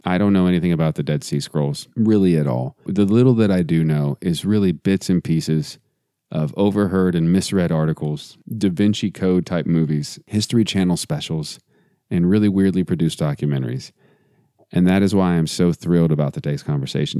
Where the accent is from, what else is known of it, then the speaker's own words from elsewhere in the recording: Texas, United States; I grew up in Texas, so we call them toboggans